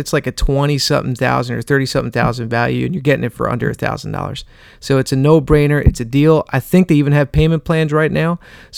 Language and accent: English; New Jersey, United States; I'm from Jersey